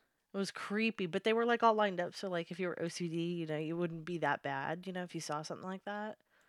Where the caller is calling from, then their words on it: Turkey; I'm calling from Turkey.